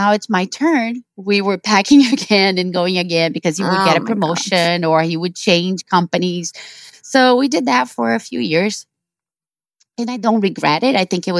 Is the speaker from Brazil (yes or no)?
yes; Brazil; So I was born and raised in Brazil.